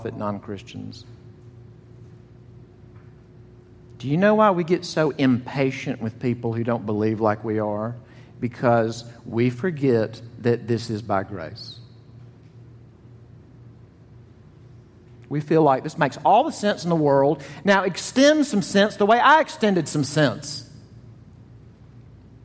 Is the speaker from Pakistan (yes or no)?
no; the South, United States; accent: southern; if you think I have a southern accent, I'm from Buffalo, New York